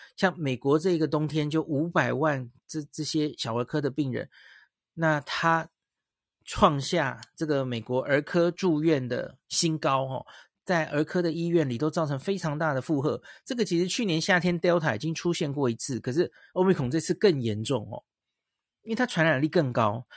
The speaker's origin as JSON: {"language": "Chinese", "country": "Taiwan", "said": "我们台湾人、东方人"}